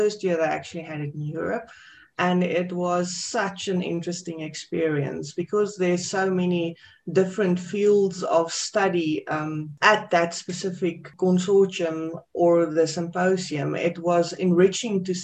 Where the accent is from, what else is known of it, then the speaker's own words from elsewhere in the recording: South Africa; from South Africa